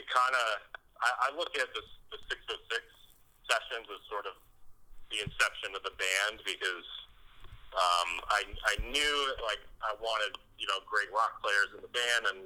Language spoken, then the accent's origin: English; Boston, Massachusetts, United States; now in Los Angeles, United States; I'm from Boston area originally